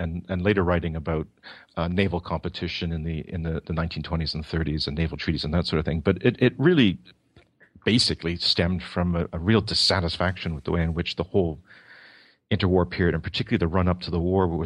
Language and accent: English; Toronto, Ontario, Canada; I'm Canadian. I was born and raised in Toronto